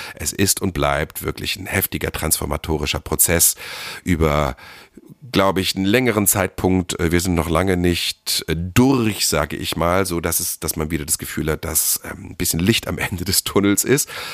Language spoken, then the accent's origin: German; Germany; moved away; im Harz, da wo ich herkomme